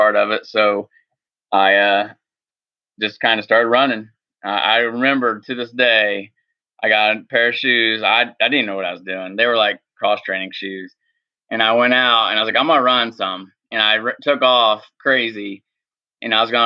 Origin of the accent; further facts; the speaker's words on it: Hagerstown, Indiana, United States; I'm from Hagerstown, Indiana, which is a small town east of Indianapolis. Grew up and raised in Indiana